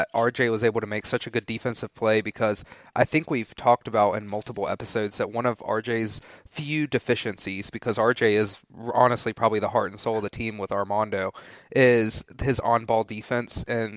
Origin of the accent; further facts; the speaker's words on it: Winston-Salem, North Carolina, United States; I grew up in Winston-Salem.